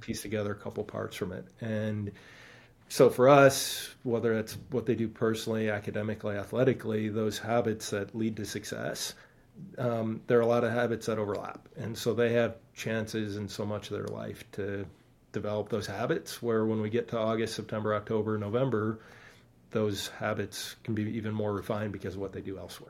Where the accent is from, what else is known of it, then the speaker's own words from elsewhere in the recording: Stevens Point, Wisconsin, United States; moved away; I grew up in Stevens Point, Wisconsin.